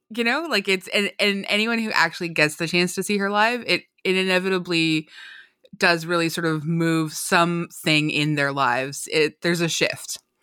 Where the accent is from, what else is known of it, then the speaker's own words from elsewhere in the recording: Canada; I'm Canadian